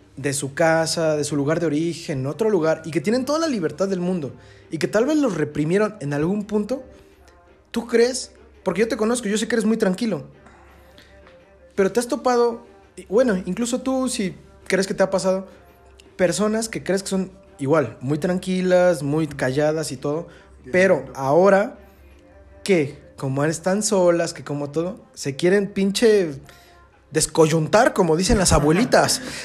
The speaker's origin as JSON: {"language": "Spanish", "town": "Pachuca", "region": "Hidalgo", "country": "Mexico", "said": "yo soy de Pachuca"}